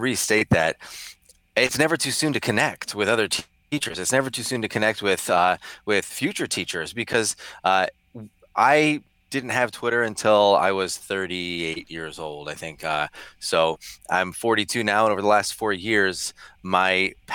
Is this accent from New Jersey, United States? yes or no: yes; New Jersey, United States; I'm from New Jersey